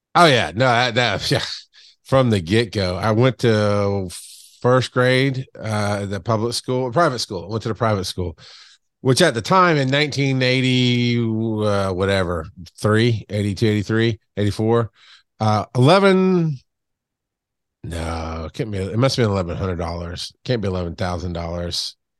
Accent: Camilla, Georgia, United States; now in Atlanta, United States; I grew up in, uh, South Georgia, like deep South Georgia on the Florida line. Um, for most of my life. Camilla

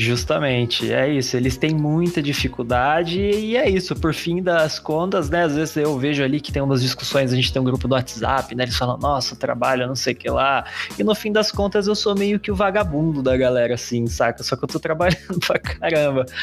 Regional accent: Pindamonhangaba, São Paulo, Brazil; also born or lived in Poços de Caldas; now in São Paulo, Brazil; eu sou de Pindamonhangaba, que é outra cidade do interior

